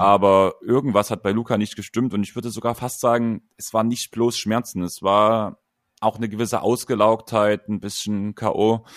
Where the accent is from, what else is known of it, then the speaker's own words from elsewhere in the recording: a village near Dresden, Saxony, Germany; zwei Dörfer weiter als ich, bevor wir nach Dresden gezogen sind